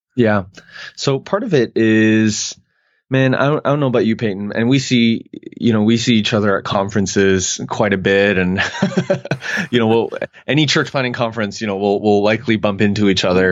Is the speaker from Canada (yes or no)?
yes; Canada; moved away as an adult; now in United States; I'm Canadian